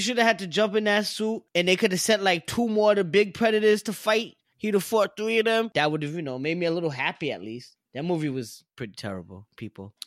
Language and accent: English; New York City, New York, United States; I'm just from Brooklyn